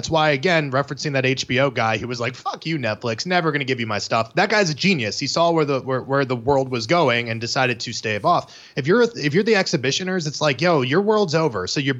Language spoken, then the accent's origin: English; United States; we're American egocentric assholes